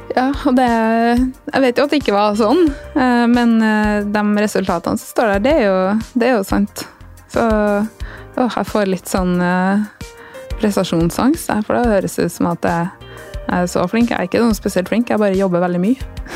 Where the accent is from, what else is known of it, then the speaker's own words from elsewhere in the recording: Flå, Trøndelag, Norway; also born or lived in Sunnfjord; der jeg vokste opp